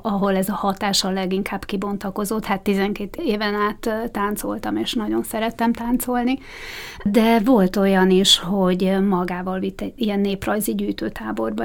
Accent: Bratislava, Bratislava Region, Slovakia; Tehát oda jártam általános iskolába is, óvodába is, az egész gyerekkorom Bozson kötődik

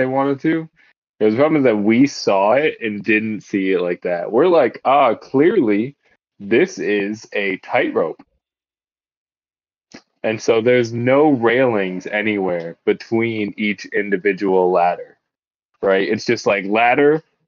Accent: Myakka City, Florida, United States; I grew up in Myakka

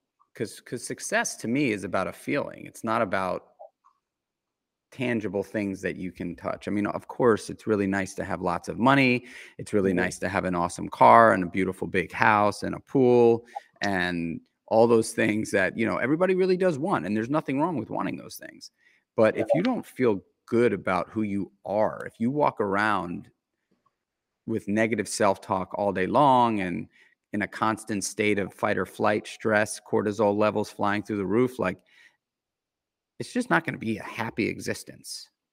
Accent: New York City, New York, United States; I grew up in New York City, in Manhattan, in the center of it all.

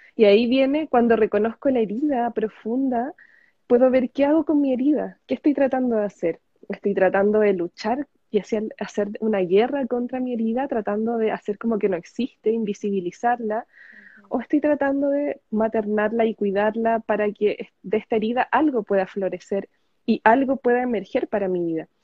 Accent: Chile; soy chilena. Actualmente estoy en Chile

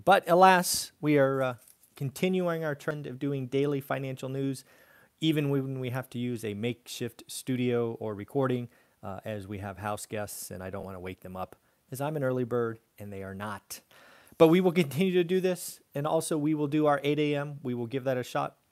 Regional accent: California, United States; my home state of California

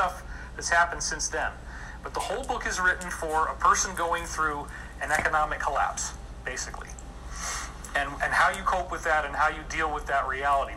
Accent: Scotia, New York, United States; I grew up in Scotia, New York

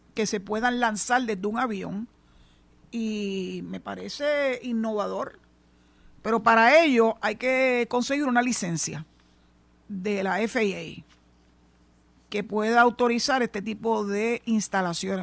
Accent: San Juan, Puerto Rico; moved away as an adult; now in Mayagüez, Puerto Rico; nací y me crié, en San Juan, en el área metropolitana

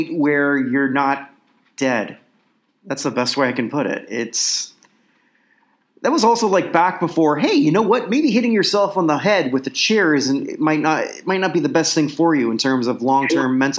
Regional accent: Canada; as a Canadian

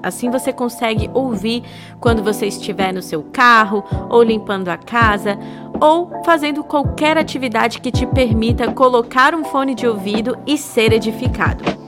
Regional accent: Brasília, Federal District, Brazil; Eu sou de Brasília

